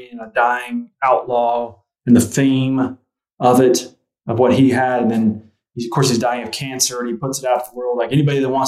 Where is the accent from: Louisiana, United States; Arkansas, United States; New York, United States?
Arkansas, United States; Fort Smith; I grew up near Fort Smith, Arkansas